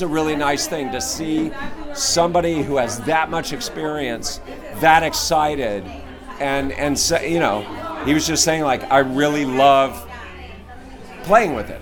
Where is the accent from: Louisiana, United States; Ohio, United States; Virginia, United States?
Louisiana, United States; Louisiana is my home state.